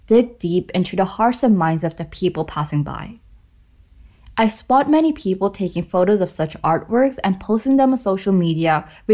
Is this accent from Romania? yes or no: no; South Korea; I'm from South Korea